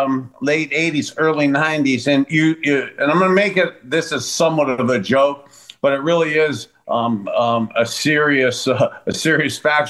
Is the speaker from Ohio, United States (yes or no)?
yes; East Palestine, Ohio, United States; we were talking about that tragic train derailment right outside my hometown in East Palestine.